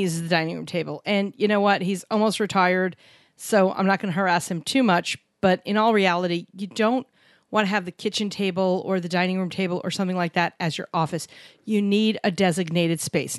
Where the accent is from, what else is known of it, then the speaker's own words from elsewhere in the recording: New York City, New York, United States; where we grew up in New York City, a lot of doctors